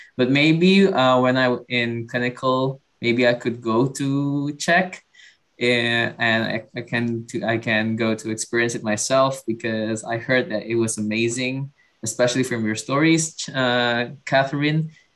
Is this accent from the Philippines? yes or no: no; Indonesia; also born or lived in Padang; I'm from Indonesia